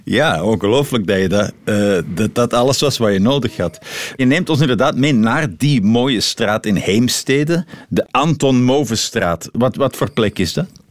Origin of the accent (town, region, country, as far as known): Belgium